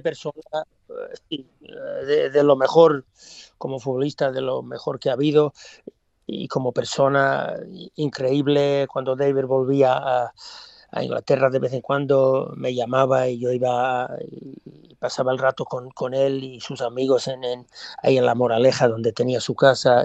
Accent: Australia; moved away; also born or lived in Gijón, Spain / England; cuando nací en Australia

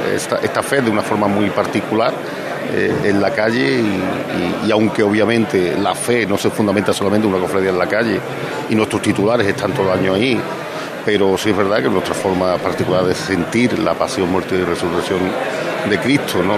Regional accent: Mairena del Alcor, Andalusia, Spain; estuve en mi pueblo que hacía tiempo que no, que no podía disfrutar tanto tiempo también de la hermandad de la borriquita de mi pueblo. Que aunque yo soy soleano, soy de la hermandad de la soledad de Mairena

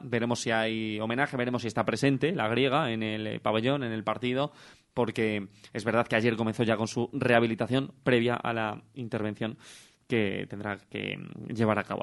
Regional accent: Salamanca, Castile and León, Spain; accent: salmantino, con dejes bejaranos; mi acento es salmantino, más salmantino no puede ser

